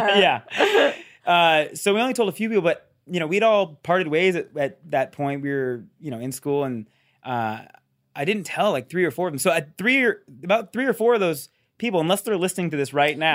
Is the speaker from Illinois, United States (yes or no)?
no; between San Francisco and Sacramento, Northern California, United States; I grew up in Northern California